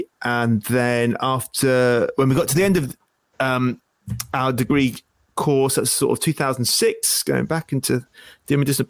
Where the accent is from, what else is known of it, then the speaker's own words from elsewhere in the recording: Isle of Wight, South East England, United Kingdom; moved away as an adult; also born or lived in Sheffield; now in Wakefield, United Kingdom; I grew up on the Isle of Wight, and I, in the grace of God, became a Christian on the Isle of Wight